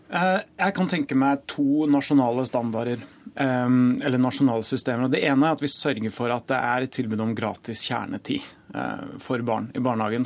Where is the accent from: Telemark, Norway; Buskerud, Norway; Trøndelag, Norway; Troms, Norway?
Trøndelag, Norway; Trondheim; min hjemby Trondheim